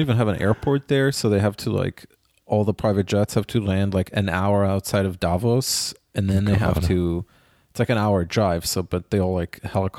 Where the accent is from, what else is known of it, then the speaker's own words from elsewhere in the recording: Israel; Like, believe you me, I grew up in Israel. I do not ski.